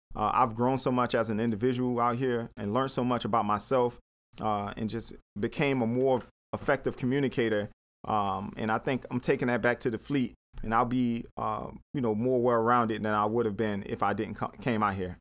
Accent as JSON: {"language": "English", "town": "Miami", "region": "Florida", "country": "United States", "moved": "as an adult", "lives_now": "Atlanta, United States", "said": "I'm from Miami. I'm from, like, you know, inner city Miami"}